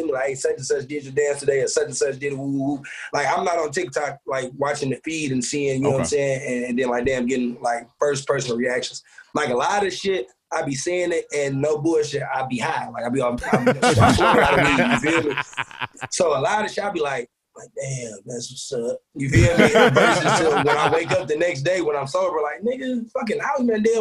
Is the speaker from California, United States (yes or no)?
no; Detroit, Michigan, United States; I'm from Detroit.